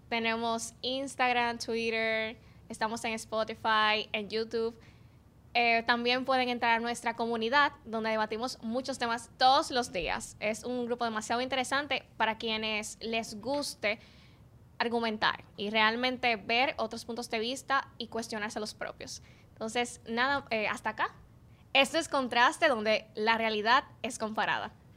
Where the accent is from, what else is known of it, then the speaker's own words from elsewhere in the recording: Dominican Republic; lo que tenemos en común los cuatro es que somos dominicanos